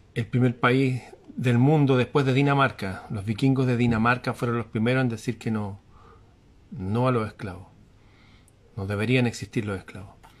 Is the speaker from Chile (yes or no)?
yes; Chile; aquí en mi país